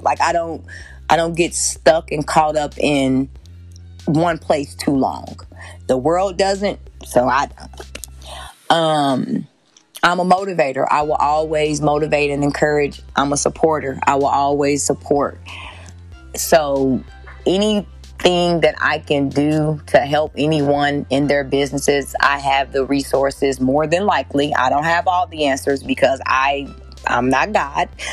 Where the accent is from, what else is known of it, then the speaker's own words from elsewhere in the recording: Kenosha, Wisconsin, United States; I grew up in Kenosha, Wisconsin